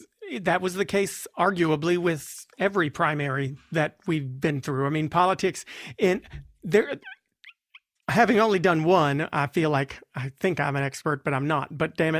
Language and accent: English; the South, United States; as a Democrat from the South